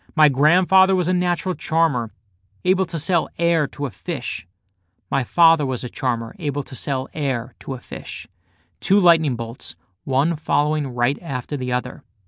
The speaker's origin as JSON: {"language": "English", "town": "New York City", "region": "New York", "country": "United States", "tie": "born or raised there", "said": "growing up in Brooklyn"}